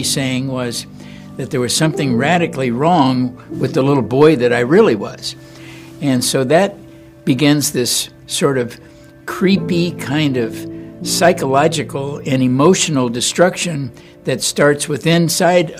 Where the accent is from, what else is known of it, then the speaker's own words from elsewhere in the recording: Los Angeles, California, United States; I was born and raised in Los Angeles, California.